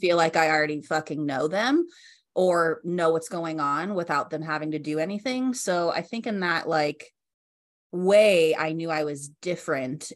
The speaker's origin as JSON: {"language": "English", "region": "Colorado", "country": "United States", "tie": "born or raised there", "moved": "as an adult", "lives_now": "Laguna Beach, United States", "said": "So I grew up in Colorado, and then I decided to move to California."}